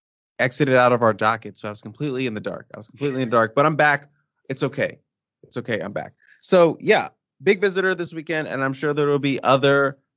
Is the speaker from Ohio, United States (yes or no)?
no; Upper Marlboro, Maryland, United States; moved away